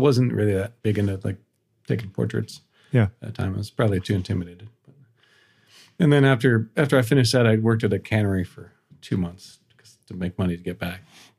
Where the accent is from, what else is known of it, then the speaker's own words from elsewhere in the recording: Indiana, United States; moved away as an adult; also born or lived in Alaska / Prague / London; And I'm from Indiana.